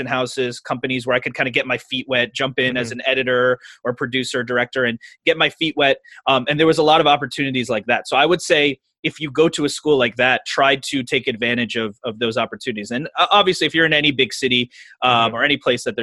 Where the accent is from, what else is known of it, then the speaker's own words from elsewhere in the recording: Princeton Junction, New Jersey, United States; I grew up in New Jersey. The town is called Princeton Junction.